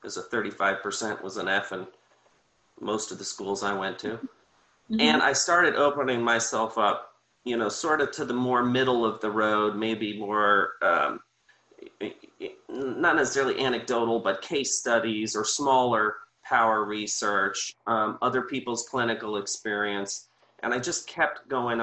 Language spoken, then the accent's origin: English; Sarasota, Florida, United States; now in Bradenton, United States; I grew up in Sarasota